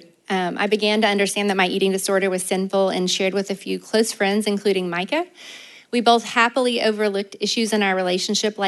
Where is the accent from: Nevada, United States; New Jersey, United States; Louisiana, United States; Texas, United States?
Texas, United States; East; I grew up in East Texas in a Christian home.